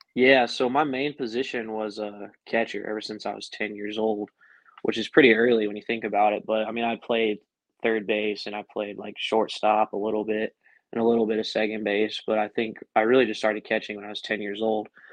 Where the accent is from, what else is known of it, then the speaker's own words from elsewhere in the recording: about an hour north of Denver, Colorado, United States; moved away as an adult; also born or lived in Greenville, North Carolina; I grew up about an hour north of Denver